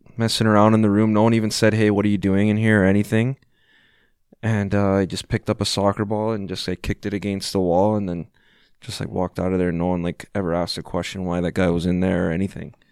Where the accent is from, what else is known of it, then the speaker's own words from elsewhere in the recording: Vancouver, British Columbia, Canada; I'm from Vancouver